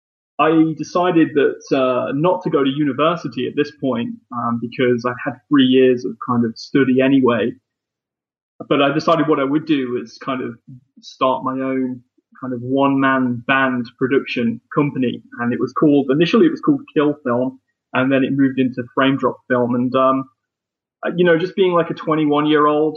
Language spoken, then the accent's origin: English; Leicester, East Midlands, United Kingdom; my hometown